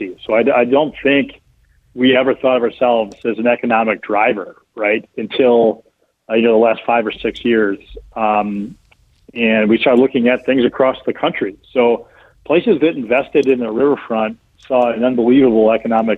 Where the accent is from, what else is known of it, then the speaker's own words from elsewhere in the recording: Toledo, Ohio, United States; I'm from Toledo, Ohio.